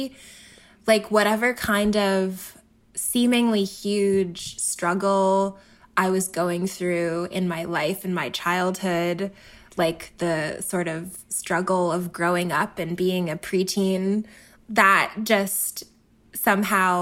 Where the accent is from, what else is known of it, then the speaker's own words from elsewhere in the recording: Philadelphia, Pennsylvania, United States; I grew up in Philly